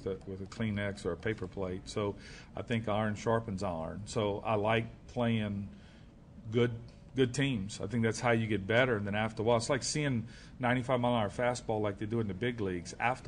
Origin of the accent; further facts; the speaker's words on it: Louisiana, United States; I'm from Louisiana.